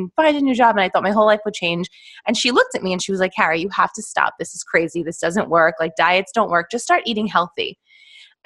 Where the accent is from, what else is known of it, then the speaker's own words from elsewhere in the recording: New York, United States; I am from New York, born and raised, still live here